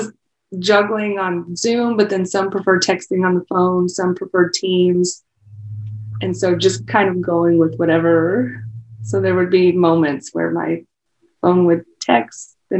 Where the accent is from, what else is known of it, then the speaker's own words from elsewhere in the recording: Gower or Easton, east of St. Joseph, Missouri, United States; now in Kansas City, United States; North of here, so east of St. Joe, Gower or Easton would be the area.